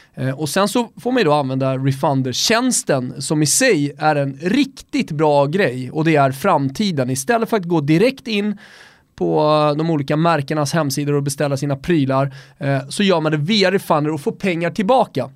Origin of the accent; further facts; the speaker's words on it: Sweden; also born or lived in Austria; jag är svensk österrikare